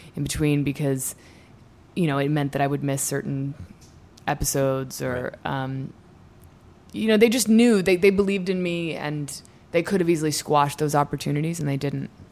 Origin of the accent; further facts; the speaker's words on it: Washington, District of Columbia, United States; moved away as an adult; also born or lived in New York City / Ireland / Southern California; moved to D.C. when I was four, and grew up in Georgetown.